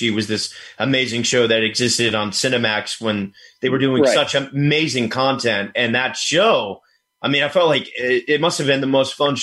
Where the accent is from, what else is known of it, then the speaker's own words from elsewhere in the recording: Virginia, United States; I'm from Virginia